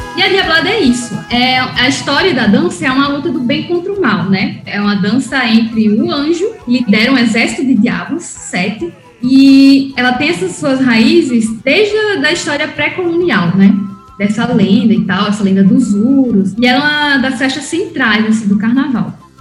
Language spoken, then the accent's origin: Portuguese; Oruro, Bolivia; also born or lived in Natal, Brazil; eu sou brasileira, boliviana, a minha família paterna é toda da Bolívia, eu cresci lá em Oruro, a cidade do meu pai